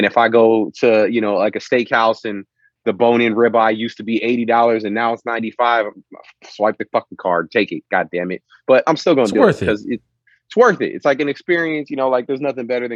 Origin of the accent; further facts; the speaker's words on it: South San Francisco, California, United States; moved away as an adult; now in Las Vegas, United States; I grew up in South San Francisco